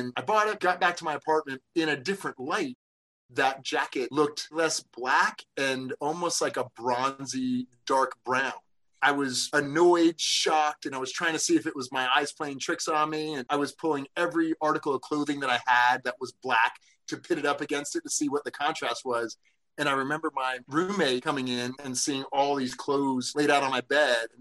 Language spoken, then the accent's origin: English; North Carolina, United States; moved away as an adult; also born or lived in Northern New Jersey / New York; We moved to North Carolina when I was 7